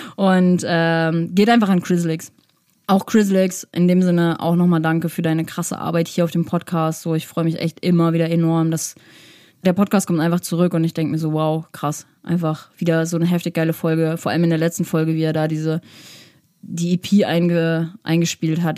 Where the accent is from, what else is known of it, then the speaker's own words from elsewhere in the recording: Winterberg, North Rhine-Westphalia, Germany; ich komme ja aus Winterberg